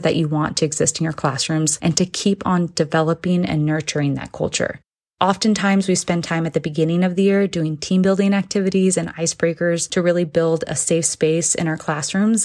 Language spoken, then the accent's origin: English; Sacramento, California, United States; I'm from Sacramento, California